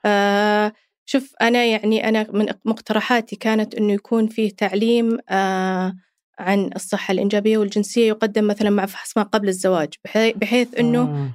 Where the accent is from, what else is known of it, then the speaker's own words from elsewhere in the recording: Saudi Arabia; عندنا هنا في السعودية